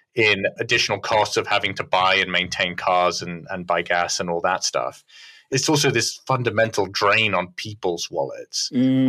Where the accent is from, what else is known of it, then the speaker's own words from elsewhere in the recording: California, United States; as a Californian